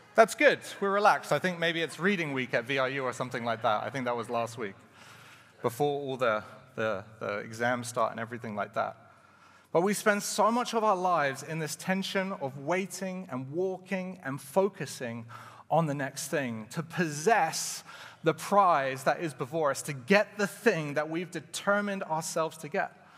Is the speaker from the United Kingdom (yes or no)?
yes; England, United Kingdom; moved away as an adult; now in Canada; I was from England